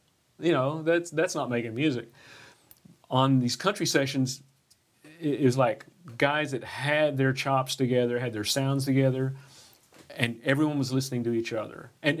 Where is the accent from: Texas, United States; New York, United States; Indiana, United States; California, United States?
Texas, United States; now in Nashville, United States; I grew up in Texas